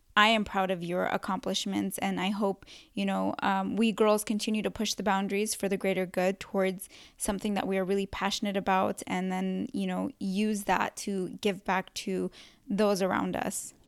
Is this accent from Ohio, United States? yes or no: no; California, United States; also born or lived in Yemen; I was born in Yemen, um, but raised in California my whole life since I was two